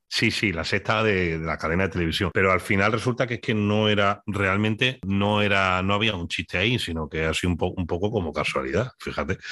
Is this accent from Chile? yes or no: no; Spain; accent: Spanish; mi acento español